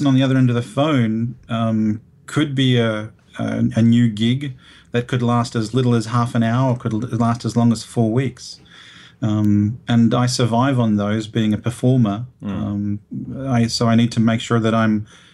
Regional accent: Broadmeadows, Victoria, Australia; also born or lived in Rome, Italy; I was actually born in Rome, but raised in this wonderful place called Broadmeadows, Victoria

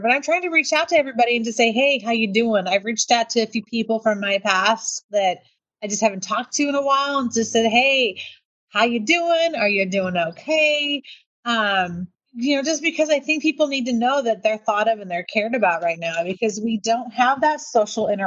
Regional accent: United States

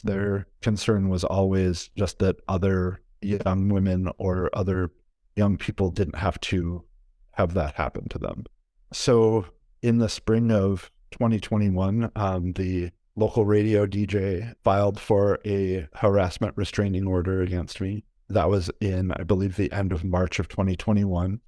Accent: Wisconsin, United States; moved away as an adult; now in Minneapolis, United States; I am originally from Wisconsin.

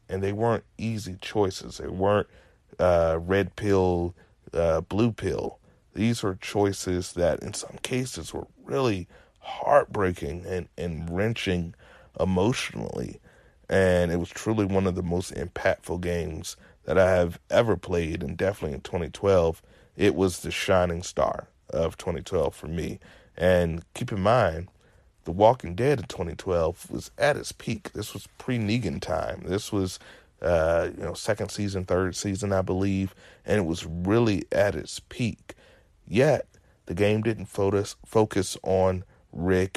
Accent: Virginia, United States; I'm as southern as can be, born and raised in Virginia

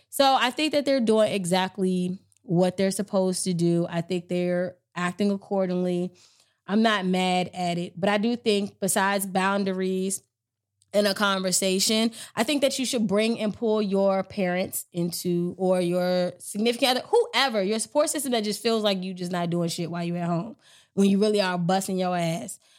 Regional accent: Maryland, United States; I'm from Maryland

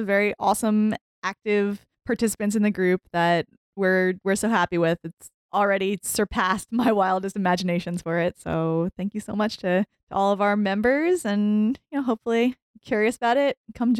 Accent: New Jersey, United States; moved away; my home state of New Jersey

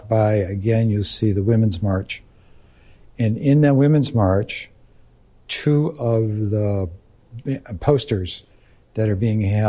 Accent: Beverly, Massachusetts, United States; growing up in Beverly, Massachusetts

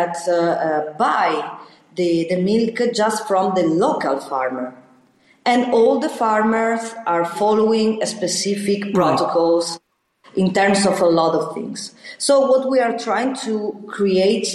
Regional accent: Valtaleggio, Lombardy, Italy; we are investing in Taleggio because I was born in Valtaleggio

